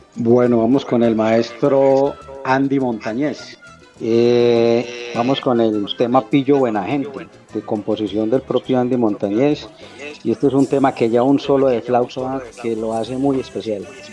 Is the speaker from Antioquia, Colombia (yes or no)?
yes; Medellín, Antioquia, Colombia; now in Envigado, Colombia; Yo soy de Medellín, vivo en Envigado.